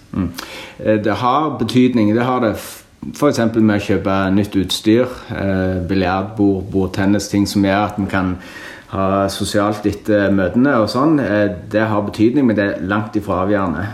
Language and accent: Norwegian; Norway; jeg er norsk borger, vi er en del av det norske samfunn, betaler skatt til Norge.